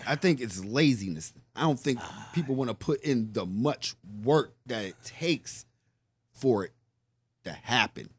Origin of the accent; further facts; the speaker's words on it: Pittsburgh, Pennsylvania, United States; I come from Larmer